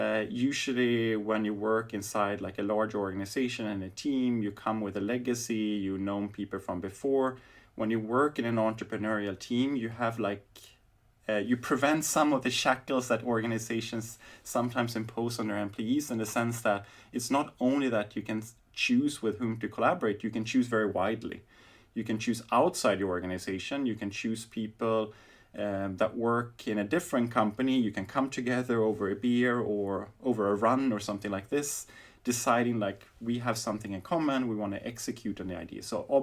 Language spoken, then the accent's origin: English; Berlin, Germany; So, I mean, now in my hometown, Berlin, I think many companies are toying around with not only skunk works, but different kinds of accelerators.